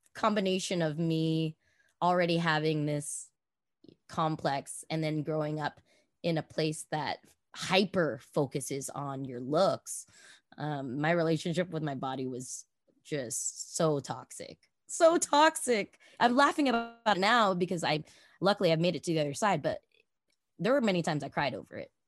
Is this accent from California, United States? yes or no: yes; Los Angeles, California, United States; I grew up obviously in Los Angeles